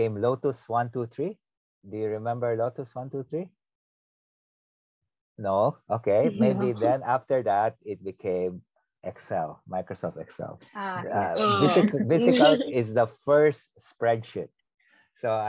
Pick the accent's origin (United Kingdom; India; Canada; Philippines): Philippines; moved away as an adult; now in Singapore; growing up in the Philippines